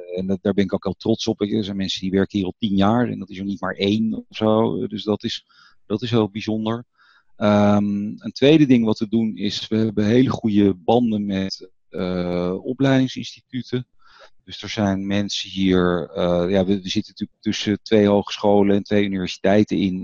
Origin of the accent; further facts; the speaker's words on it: Netherlands; als Nederlander